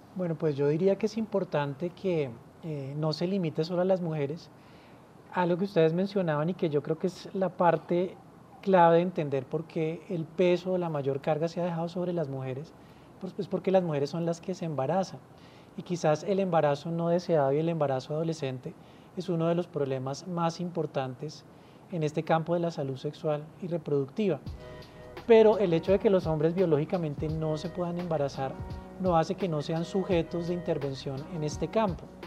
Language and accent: Spanish; Colombia; somos los colombianos